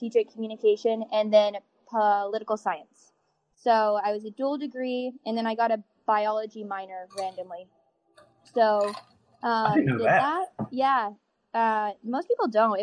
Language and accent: English; Elizabethtown, Kentucky, United States; I'm from Elizabethtown originally